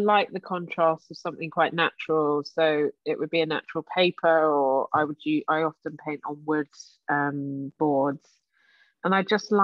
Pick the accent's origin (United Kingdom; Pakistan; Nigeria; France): United Kingdom; London; I was born in the Royal Free in Camden